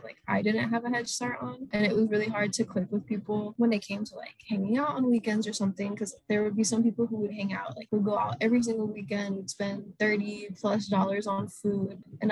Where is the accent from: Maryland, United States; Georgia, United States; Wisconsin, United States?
Georgia, United States; Atlanta; moved away as an adult; now in Boston, United States; I'm from Atlanta, Georgia